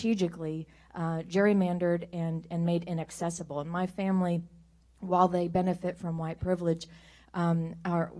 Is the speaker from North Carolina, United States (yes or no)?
no; Kansas, United States; I come from Kansas